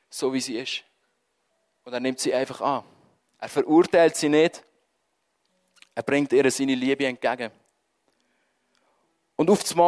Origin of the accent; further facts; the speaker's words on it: Switzerland; Wenn wir sind Schweizer. Wir es gerne im Griff haben.